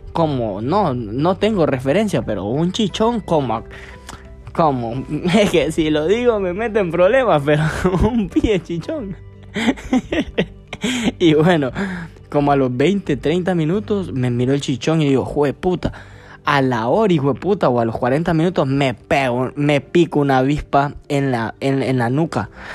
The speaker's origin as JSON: {"language": "Spanish", "town": "Gracias", "region": "Lempira", "country": "Honduras", "tie": "born or raised there", "said": "yo soy de gracia el Empira"}